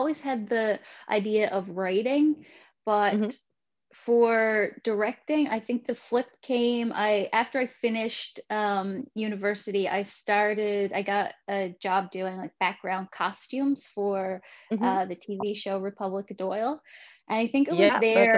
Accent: Fermeuse, Newfoundland and Labrador, Canada; also born or lived in St. John's; I grew up in Vermeuse, which is a small fishing town in Newfoundland

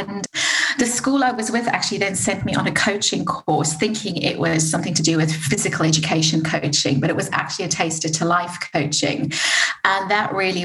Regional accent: South Africa; moved away as an adult; now in United Kingdom; I'm from South Africa.

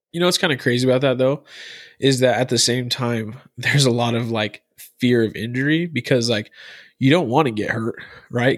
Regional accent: Arizona, United States; Through and through, I'm from Arizona

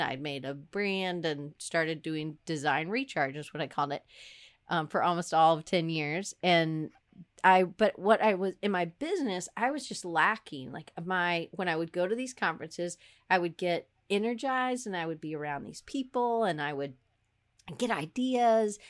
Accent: Atlanta, Georgia, United States; moved away as an adult; also born or lived in Auburn, Alabama / Denver; I grew up in Atlanta.

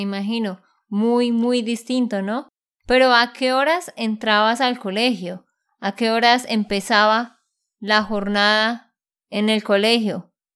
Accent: Bucaramanga, Santander, Colombia; de Santander, Colombia

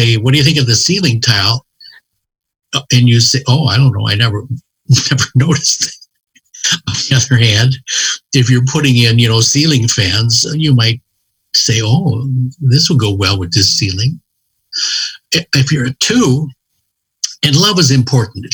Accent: Cincinnati, Ohio, United States; I'm from Cincinnati

